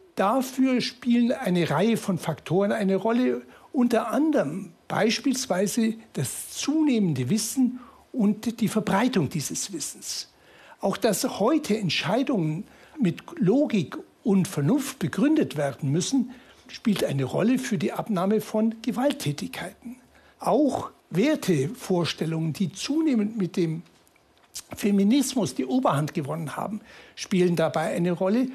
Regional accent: Munich, Bavaria, Germany; bin ich aus München

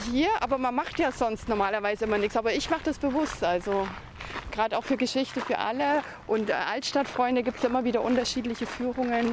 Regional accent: Nuremberg, Bavaria, Germany; Ich bin aus Nürnberg

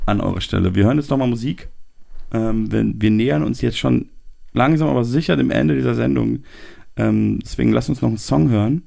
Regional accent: Munich, Bavaria, Germany; als gebürtiger Münchner

